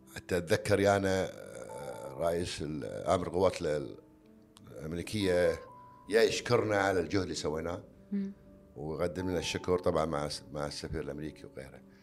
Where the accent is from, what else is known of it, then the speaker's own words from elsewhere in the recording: Kuwait; عندنا بالكويت